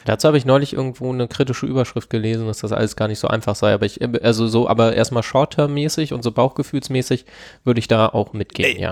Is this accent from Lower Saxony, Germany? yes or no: yes; Lower Saxony, Germany; Ich komme ja aus Niedersachsen